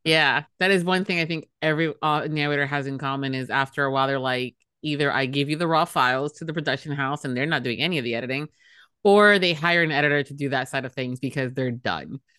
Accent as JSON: {"language": "English", "town": "Miami", "region": "Florida", "country": "United States", "said": "I'm from Miami, Florida, where we have crocodiles and canals"}